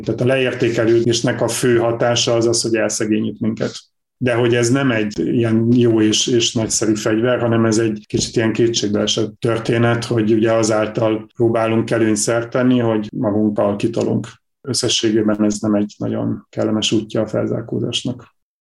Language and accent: Hungarian; Borsod-Abaúj-Zemplén, Hungary; Borsod mennyire, mert én is onnan származom